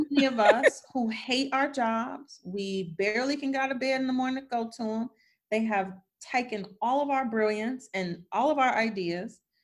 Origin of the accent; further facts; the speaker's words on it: Detroit, Michigan, United States; I grew up poor in Detroit